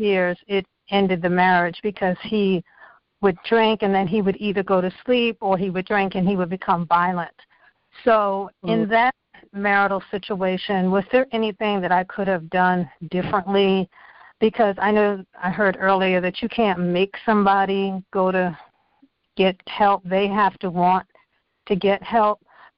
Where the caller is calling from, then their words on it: Virginia, United States; I'm calling from Virginia.